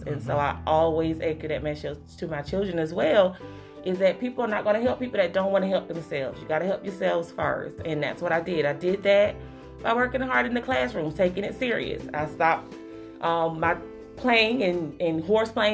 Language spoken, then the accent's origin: English; Hawthorne, Florida, United States; also born or lived in Tallahassee, Florida; I'm right here from Hawthorne. I went to Shell Elementary. I went to Hawthorne High School before taking that jump over to Tallahassee